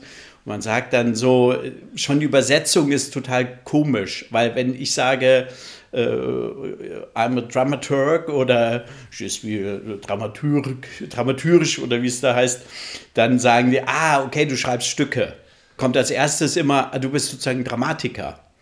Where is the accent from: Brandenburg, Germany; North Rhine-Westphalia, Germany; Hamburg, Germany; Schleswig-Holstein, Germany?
Schleswig-Holstein, Germany; Flensburg; moved away; also born or lived in Central Hesse / Berlin / Erlangen; gebürtiger Mittelhesse, aber aufgewachsen in Flensburg. Mhm. Also ich würde mich auch als Nordlicht bezeichnen.